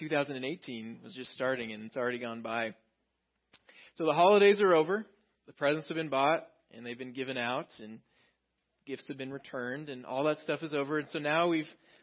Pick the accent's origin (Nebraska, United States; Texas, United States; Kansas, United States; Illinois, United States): Texas, United States; moved away; I grew up in Texas